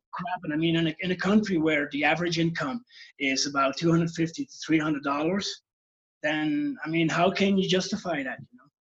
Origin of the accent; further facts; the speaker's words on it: Belgium; moved away as an adult; now in Peru; I'm from Belgium. I'm living in Peru now for the last 15 years